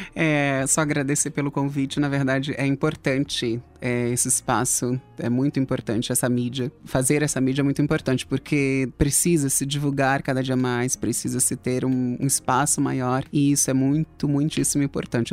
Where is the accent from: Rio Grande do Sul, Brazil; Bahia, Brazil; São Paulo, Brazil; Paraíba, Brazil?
São Paulo, Brazil; also born or lived in Natal, Rio Grande do Norte, Brazil; Quando eu tinha 7, 8 anos, eu tive um problema de saúde e vim para São Paulo